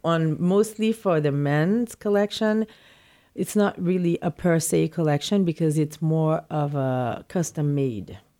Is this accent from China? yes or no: no; Port-au-Prince, Ouest, Haiti; moved away as an adult; also born or lived in New York City; now in New York, United States; I was born in Port-au-Prince, Haiti, and I've lived my, most of my childhood in, practically all my childhood in Haiti, and I came to New York to go to college.